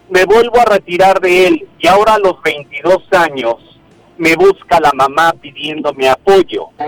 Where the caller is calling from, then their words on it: Guadalajara, Jalisco, Mexico; te hablo de aquí de Guadalajara, Jalisco.